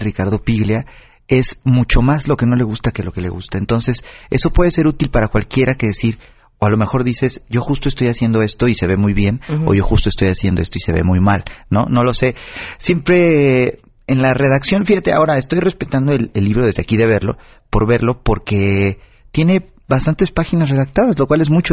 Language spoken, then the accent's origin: Spanish; Oaxaca, Mexico; moved away; yo soy de Oaxaca y mis papás de repente vienen